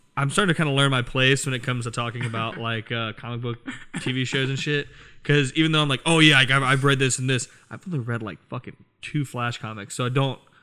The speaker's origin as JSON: {"language": "English", "region": "Virginia", "country": "United States", "tie": "born or raised there", "said": "I have a bunch of friends from here, from my hometown in Virginia"}